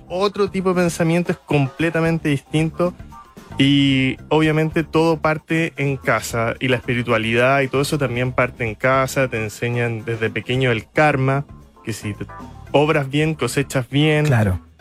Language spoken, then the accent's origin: Spanish; Iquique, Tarapacá, Chile; Nací en la clínica en Iquique